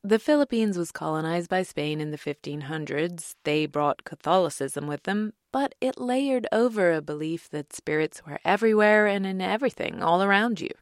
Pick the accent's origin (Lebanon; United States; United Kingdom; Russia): United Kingdom; England; moved away; growing up in England in the nineteen eighties and early nineties